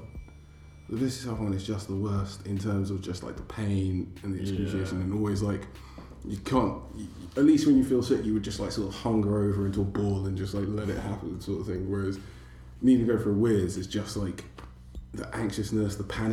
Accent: New Jersey, United States; I'm an accountant from Jersey.

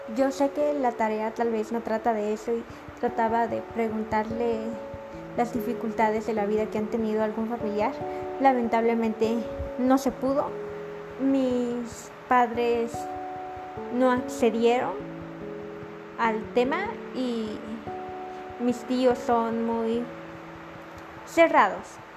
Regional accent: San Francisco El Alto, Totonicapán, Guatemala; moved away; Soy de San Francisco el Alto, de Capán

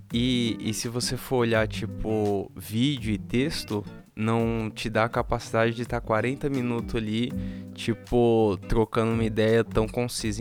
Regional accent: São Paulo, Brazil; also born or lived in Montevideo; eu, como paulistano, me senti muito fresco

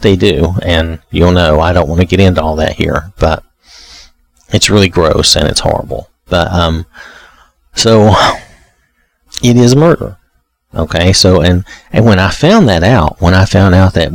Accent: the South, United States; I'm from the South in the U.S.

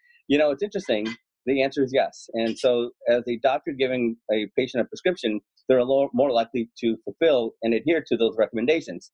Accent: New York City, New York, United States; I was born in Jackson Heights in New York City, a very ethnically, culturally, racially, linguistically diverse community

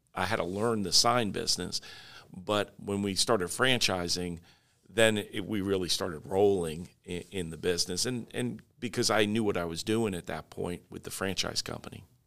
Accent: Oyster Bay, New York, United States; now in Florida, United States; I was in Long Island, in New York, um, in Oyster Bay, which is my hometown

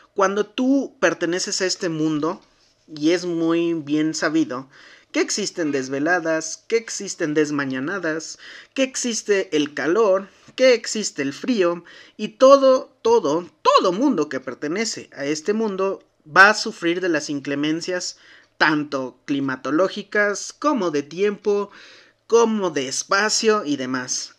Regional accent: Mexico; como buenos mexicanos, nos sentábamos

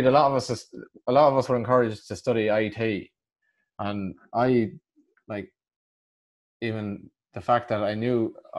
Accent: Westmeath, Leinster, Ireland; I come from Westmead in the Midlands

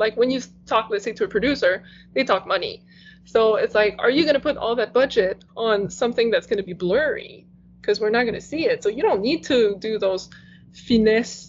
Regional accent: Quebec, Canada; first language French; English is a second language; I used to watch TV in French because that was my first language

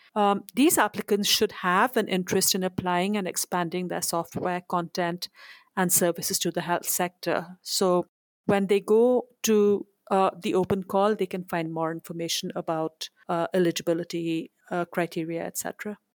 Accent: India; moved away; I'm originally from India, next door to where I'm visiting right now

